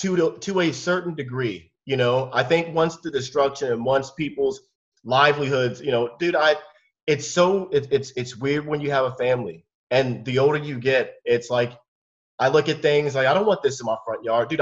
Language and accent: English; Germany; born there; I was born in Germany